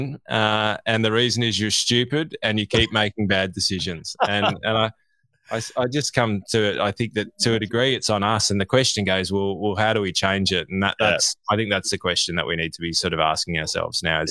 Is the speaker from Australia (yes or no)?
yes; Australia; as an Australian